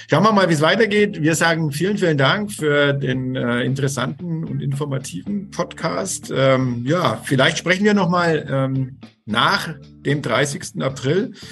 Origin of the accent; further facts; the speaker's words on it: Bad Windsheim, Bavaria, Germany; beschäftigt mich schon auch als äh, Kommunalpolitiker in meiner Heimatstadt Bad Windsheim.